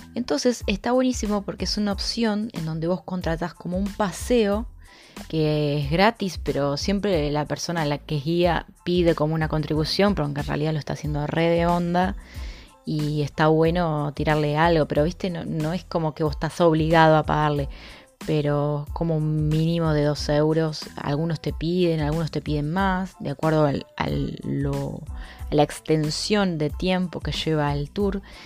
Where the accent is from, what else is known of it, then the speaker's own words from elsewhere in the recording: Argentina; now in Brazil; en mi país